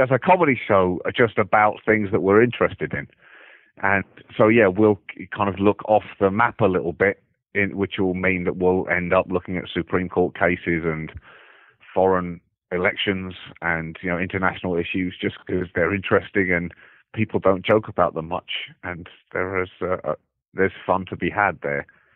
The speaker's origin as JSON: {"language": "English", "country": "United Kingdom", "moved": "as an adult", "lives_now": "United States", "said": "me as a British person"}